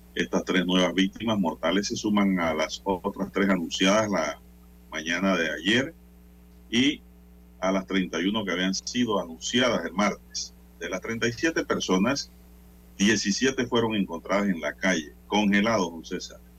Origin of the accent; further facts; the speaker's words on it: Panama; como panameños